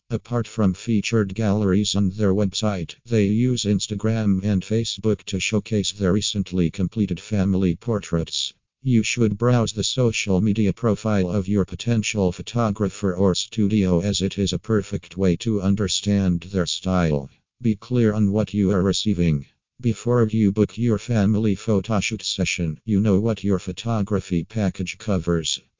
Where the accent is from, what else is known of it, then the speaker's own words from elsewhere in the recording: Singapore; from Singapore.